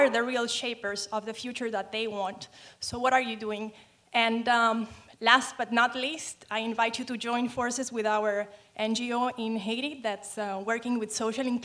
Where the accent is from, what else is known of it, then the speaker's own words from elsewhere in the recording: Venezuela; I'm from Venezuela.